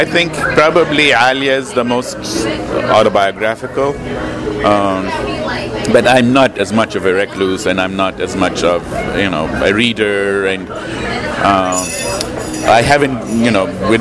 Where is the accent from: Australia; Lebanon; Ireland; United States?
Lebanon; moved away; I grew up in Lebanon